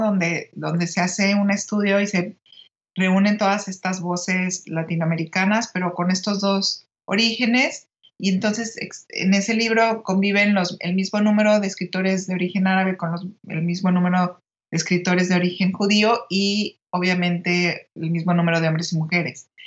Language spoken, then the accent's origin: Spanish; Mexico City, Mexico; ahí nacieron mis padres y luego ya nosotros nacimos en la Ciudad de México